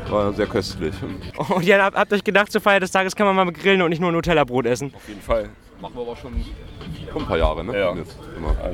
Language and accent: German; Kiel, Schleswig-Holstein, Germany; äh, ich komme aus Kiel.